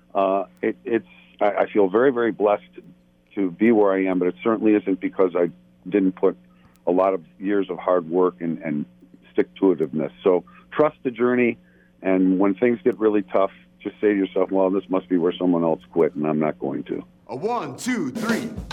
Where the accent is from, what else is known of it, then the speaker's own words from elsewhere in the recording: Buffalo, New York, United States; moved away as an adult; now in Los Angeles, United States; I live in Los Angeles. Um, I'm originally from Buffalo, New York, uh, but I moved out here